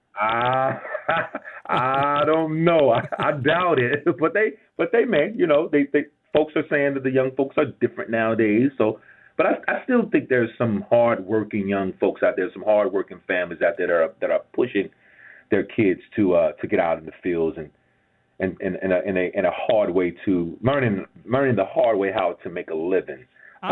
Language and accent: English; Gibsonville, North Carolina, United States; I'm from Gibsonville, GIB, which is close to, is right between Greensboro and right between and, and, and right between Greensboro and Burlington. It's a little small town right off 85.